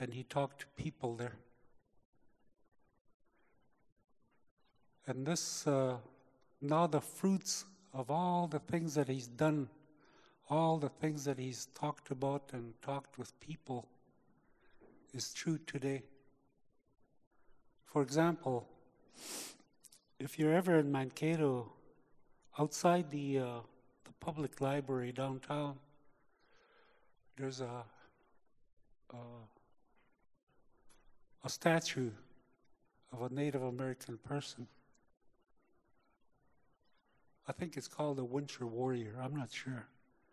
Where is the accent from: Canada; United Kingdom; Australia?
Canada; I was born in Canada.